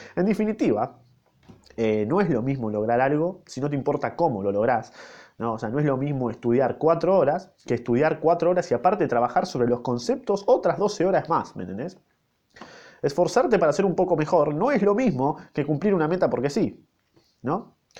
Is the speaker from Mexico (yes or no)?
no; Argentina; yo, yo nací en Argentina